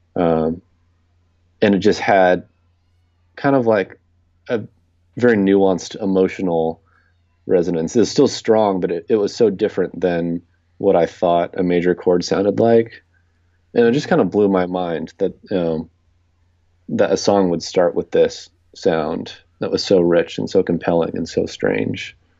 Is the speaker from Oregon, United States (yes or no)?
no; Southern California, United States; moved away as an adult; also born or lived in Rochester; now in New York City, United States; I grew up in Southern California